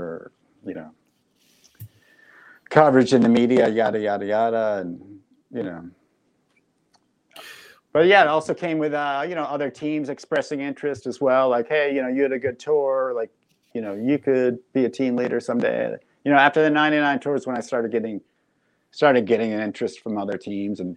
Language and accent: English; Massachusetts, United States; I was living back in my home state of Massachusetts